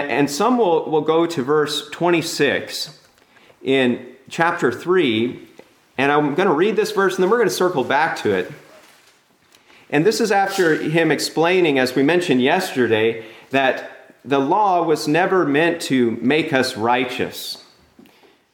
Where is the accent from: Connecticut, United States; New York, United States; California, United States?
California, United States; I'm from California